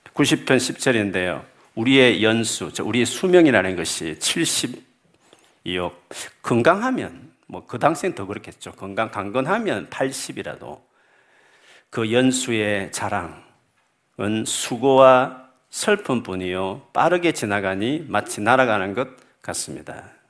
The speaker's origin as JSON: {"language": "Korean", "country": "South Korea", "moved": "yes", "lives_now": "United Kingdom", "said": "우리가 한기, 한국인으로서 영국에 살다 보면"}